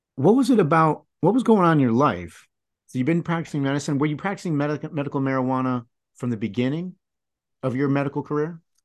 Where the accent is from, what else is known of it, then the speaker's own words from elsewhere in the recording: United States; growing up in the United States here